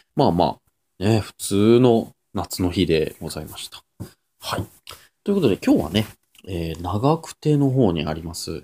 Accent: near Nagakute, Aichi, Japan; born or raised there

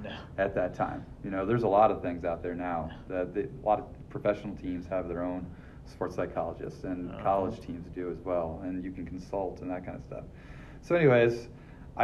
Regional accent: Grand Rapids, Michigan, United States; moved away as an adult; also born or lived in Ohio; now in Indiana, United States; I grew up in Grand Rapids, Michigan

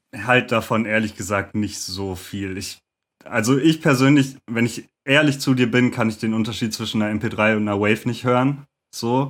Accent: Lüdenscheid, North Rhine-Westphalia, Germany; now in Cologne, Germany; Äh, ich bin eigentlich aus Lüdenscheid im Sauerland und äh, wohne jetzt aber in Köln.

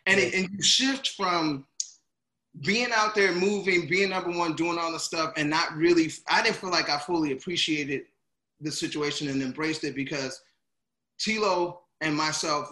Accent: Gary, Indiana, United States; moved away; also born or lived in St. Paul, Minnesota; I'm originally from Gary, Indiana, so to move to Minneapolis, I mean to St. Paul

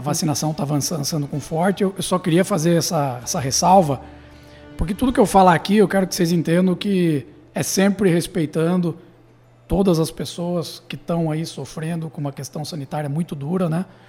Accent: Tatuí, São Paulo, Brazil; nós somos de Tatuí, né? nossa, nossa, nossa origem é de Tatuí, então Sim. somos nascidos aqui

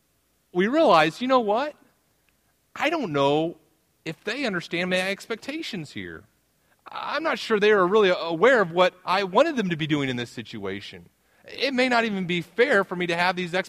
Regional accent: the South, United States; moved away as an adult; now in Midwest, United States; I'm from the South

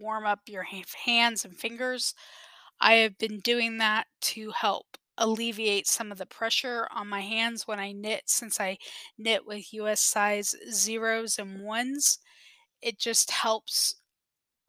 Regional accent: South Texas, United States; I am from South Texas

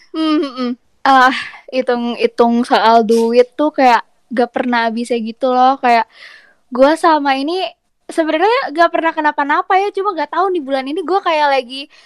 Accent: Bandung, West Java, Indonesia; sebagai anak Bandung ya, yang tinggal di mm -hmm. kota gitu

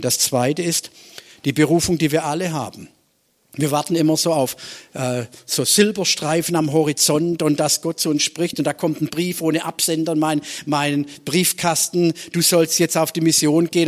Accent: Swabia, Germany; als Schwabe

